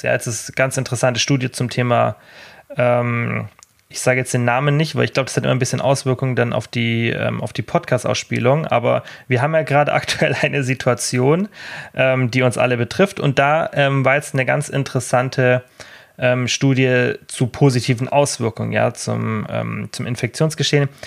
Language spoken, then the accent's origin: German; Germany; als Deutscher